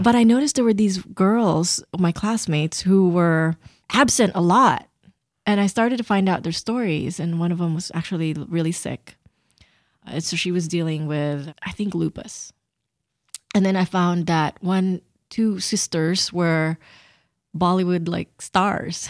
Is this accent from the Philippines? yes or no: yes; Philippines; And I grew up in the Philippines